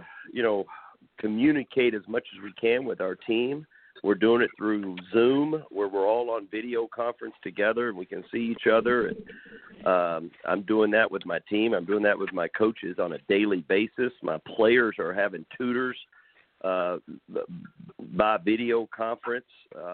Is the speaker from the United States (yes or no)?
yes; Madisonville, Kentucky, United States; moved away; growing up in Madisonville